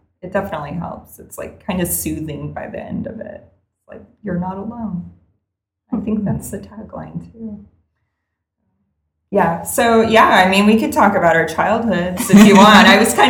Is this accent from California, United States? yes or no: yes; Fresno, California, United States; also born or lived in West Adams; now in Pasadena, United States; I'm from Fresno.